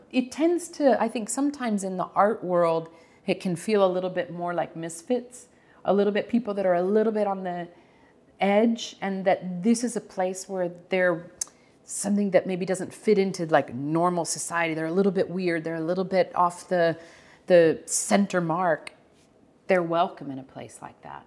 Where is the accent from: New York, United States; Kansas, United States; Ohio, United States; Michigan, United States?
Kansas, United States; Prairie Village; we grew up in Prairie Village